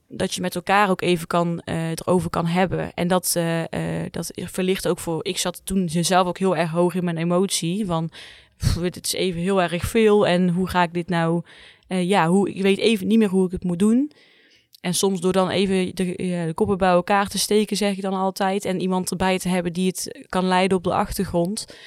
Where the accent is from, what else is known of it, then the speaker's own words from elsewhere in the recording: 's-Hertogenbosch, North Brabant, Netherlands; Ik kom uit Zuid-Ogenbos, maar ik werk hier in Tilburg